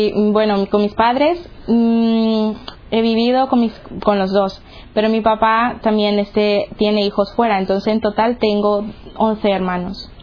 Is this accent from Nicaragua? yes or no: yes; Nicaragua; moved away; soy de Nicaragua